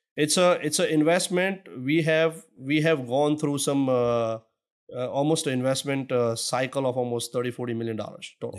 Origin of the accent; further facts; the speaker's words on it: Surat, Gujarat, India; moved away as an adult; now in Houston, United States; originally, I'm actually born and brought up in Surat, India